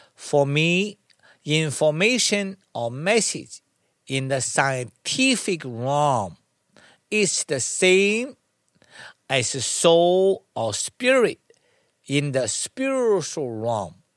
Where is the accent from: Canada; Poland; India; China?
China; moved away; I was born in China. I studied to learn and practice Tai Chi at a young age of six